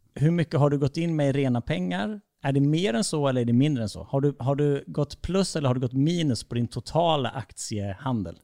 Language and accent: Swedish; Falkenberg, Halland County, Sweden; jag är uppväxt i Falkenberg